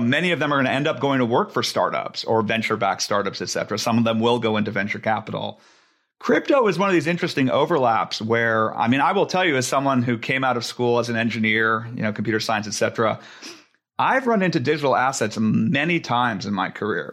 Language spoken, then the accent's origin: English; Silicon Valley, California, United States; I grew up in Silicon Valley.